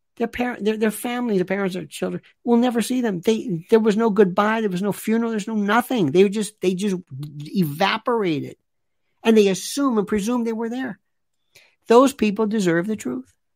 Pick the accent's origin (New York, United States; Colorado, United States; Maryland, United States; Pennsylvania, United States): New York, United States; New York City; I'm a New Yorker